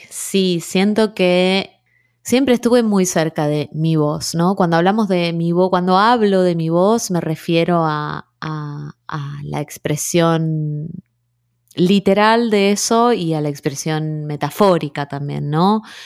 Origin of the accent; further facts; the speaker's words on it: Rosario, Santa Fe, Argentina; moved away as an adult; also born or lived in Trelew / Buenos Aires / New York; nací en Trelew, pero me crié en Rosario